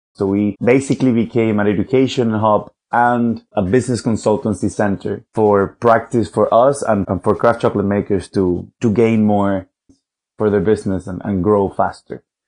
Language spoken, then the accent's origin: English; Venezuela; now in London, United Kingdom; from Venezuela. I currently live in London though